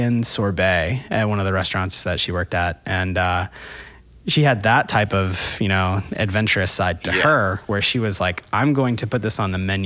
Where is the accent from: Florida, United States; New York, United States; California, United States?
Florida, United States; now in Atlanta, United States; I grew up in Florida.